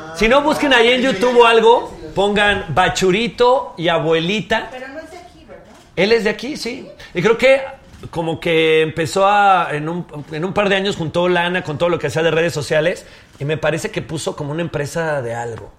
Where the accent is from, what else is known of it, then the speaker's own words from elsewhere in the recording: León, Guanajuato, Mexico; yo soy de León, Guanajuato